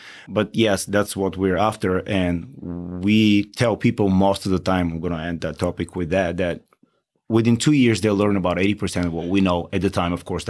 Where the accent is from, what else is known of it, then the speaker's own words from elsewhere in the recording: Bulgaria; moved away as an adult; now in Outer Banks, North Carolina, United States; I'm Bulgarian.